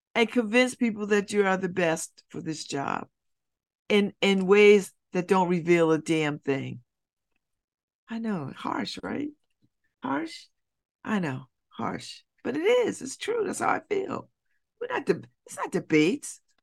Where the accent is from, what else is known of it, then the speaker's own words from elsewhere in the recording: United States; when I'm in the world, I'm identified as an American